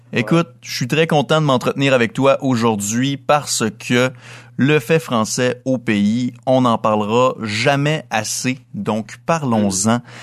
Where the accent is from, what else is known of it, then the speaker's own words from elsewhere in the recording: Dolbeau-Mistassini, Quebec, Canada; Je suis originaire de Dolbeau-Mistassini au lac Saint-Jean, donc à 300 km au nord de la ville de Québec